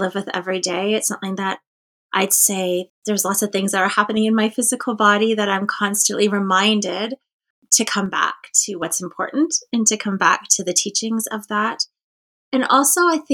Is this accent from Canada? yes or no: yes; Cape Croker First Nation, Ontario, Canada; I'm from Cape Croker First Nation